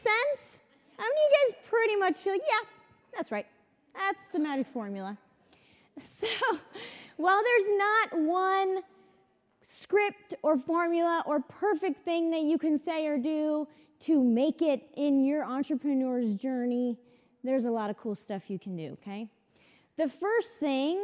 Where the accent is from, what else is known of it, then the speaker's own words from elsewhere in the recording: San Clemente, California, United States; I'm from San Clemente, California.